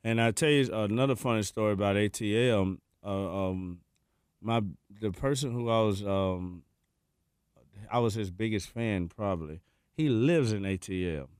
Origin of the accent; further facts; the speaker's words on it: Memphis, Tennessee, United States; We come from Memphis